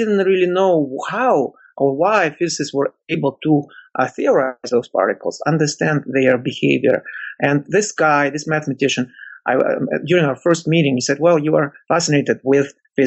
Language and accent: English; Russia; moved away; When I was a student in Russia, growing up in the Soviet Union